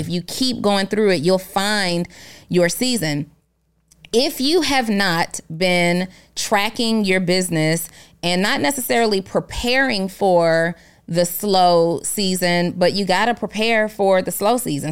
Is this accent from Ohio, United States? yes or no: no; New Orleans, Louisiana, United States; my childhood growing up in New Orleans.